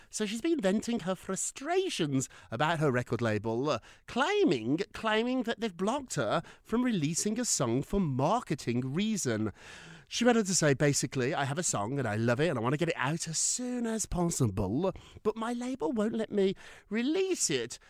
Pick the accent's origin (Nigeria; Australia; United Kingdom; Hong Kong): United Kingdom; I'm so British